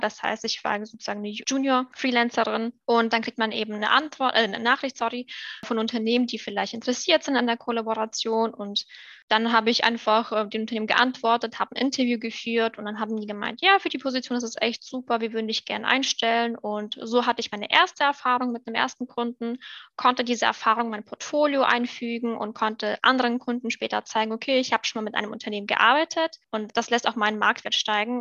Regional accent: Germany; first language German and Russian; moved away as an adult; also born or lived in Moldova; now in France; Ich bin eigentlich in Moldawien geboren, aber mit drei Jahren nach Deutschland ausgewandert. Das heißt an sich, beides würde ich jetzt sagen. Das heißt, meine Muttersprache ist Deutsch und Russisch.

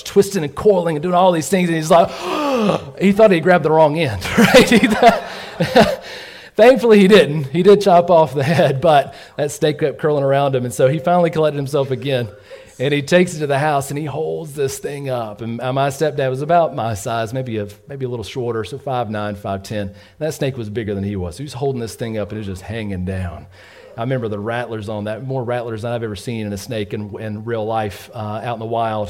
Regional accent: Georgia, United States; we grew up in Georgia

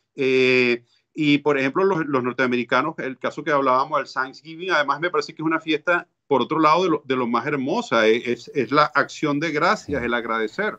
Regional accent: Venezuela; yo viví en Venezuela toda mi vida

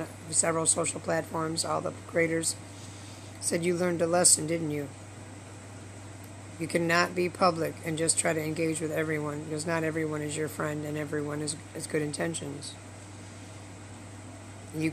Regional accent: Michigan, United States; I was in Michigan.

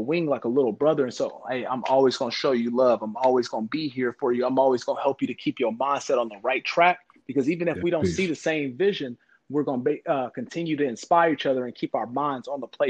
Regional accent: Kansas City, Missouri, United States; moved away; I grew up in the Midwest in Kansas City, Missouri, for those who don't know. But I grew up in Kansas City, Missouri, and it's a different type of environment there. You know, I grew up around my own people

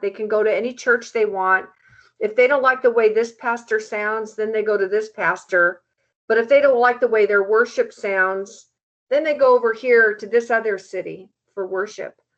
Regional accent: United States; as an American

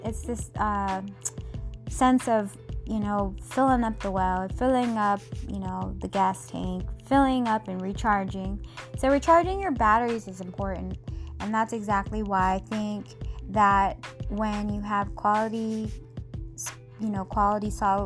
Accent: Seattle, Washington, United States; our home back in my hometown, Seattle

